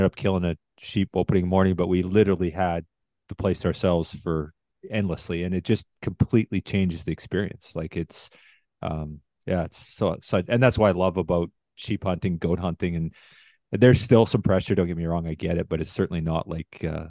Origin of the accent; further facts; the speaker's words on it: Medicine Hat, Alberta, Canada; Oh, that's my hometown.